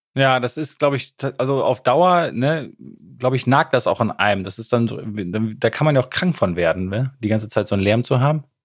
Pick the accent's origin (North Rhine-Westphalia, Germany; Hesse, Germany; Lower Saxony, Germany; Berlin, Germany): Lower Saxony, Germany; Emsland; now in Münster, Germany; in meiner Heimat, dem Emsland